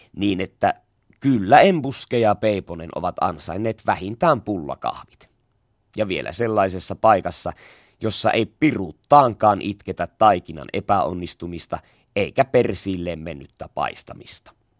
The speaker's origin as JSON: {"language": "Finnish", "region": "Savo", "country": "Finland", "said": "Semmosta se tahtoo meillä päin olla"}